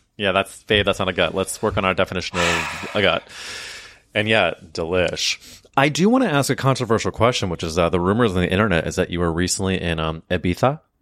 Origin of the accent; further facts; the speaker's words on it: Missouri, United States; moved away; a lake in Missouri, my home state.